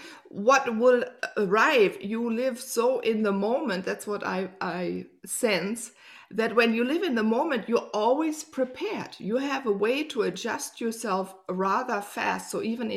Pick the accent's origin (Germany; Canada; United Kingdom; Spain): Germany; I grew up here in Germany.